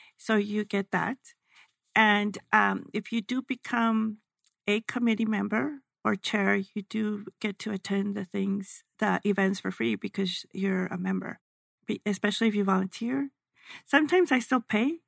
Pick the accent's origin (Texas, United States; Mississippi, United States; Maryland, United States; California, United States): Texas, United States; El Paso; I'm from El Paso